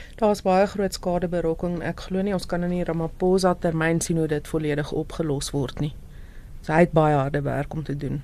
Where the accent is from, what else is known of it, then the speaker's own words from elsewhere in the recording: South Africa; ons as Suid-Afrikaners